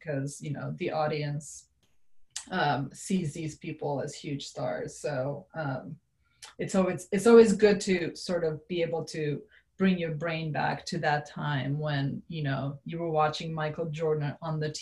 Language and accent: English; Serbia; now in United States; I grew up in Serbia